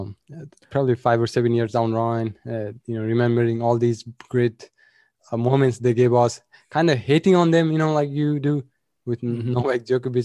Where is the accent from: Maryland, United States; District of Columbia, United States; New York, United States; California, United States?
California, United States; And as a Californian, as a 49er fan growing up, Aaron Rodgers wasn't picked up by 49ers.